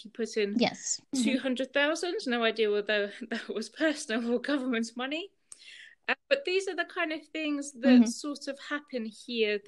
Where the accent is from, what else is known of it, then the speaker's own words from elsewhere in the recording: United Kingdom; moved away as an adult; also born or lived in Russia; now in Andorra; with my parents, we moved over to the UK, where I then spent a good 23 years